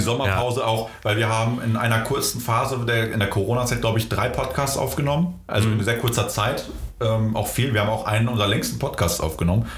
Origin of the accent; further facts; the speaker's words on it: Gütersloh, North Rhine-Westphalia, Germany; also born or lived in Poland; Ich bin in Polen geboren ähm, ah, okay. und ähm, ja, bin halt äh, mit zarten neun Monaten äh, nach Gütersloh gekommen